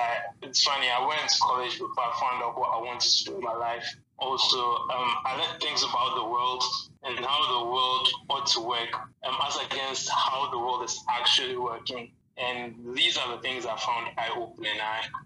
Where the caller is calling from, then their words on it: Ghana; I'm calling from Ghana, by the way.